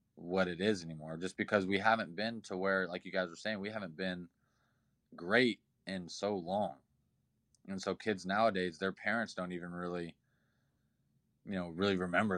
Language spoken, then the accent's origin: English; Indiana, United States; also born or lived in Nebraska; I'm from Indiana